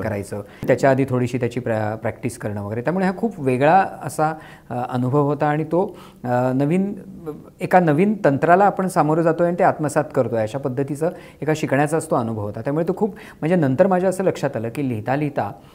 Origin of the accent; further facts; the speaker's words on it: Kolhapur, Maharashtra, India; माझं सगळं लहानपण कोल्हापूरला त्या वस्तीमध्ये मोहल्ल्यामध्ये गेलं